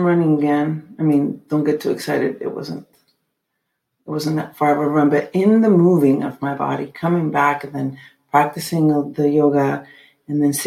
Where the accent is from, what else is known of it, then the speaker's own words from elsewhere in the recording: Mexico City, Mexico; when I was growing up in Mexico City